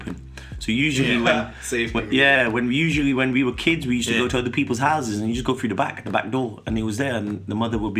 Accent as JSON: {"language": "English", "country": "United Kingdom", "tie": "born or raised there", "said": "I was born in Highfields. It's quite a deprived working class area."}